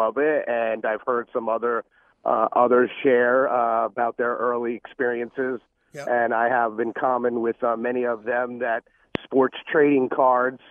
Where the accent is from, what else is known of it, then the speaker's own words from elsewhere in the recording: Rockland County, New York, United States; also born or lived in Phoenix, Arizona; now in Atlanta, United States; I grew up in Rockland County